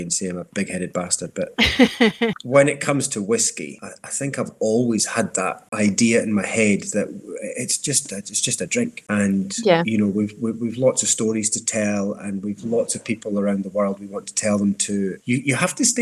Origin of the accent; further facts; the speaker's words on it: Dundee, Scotland, United Kingdom; also born or lived in Glasgow / London; I grew up in Dundee, so I had a lot of catching up to do with my school pals.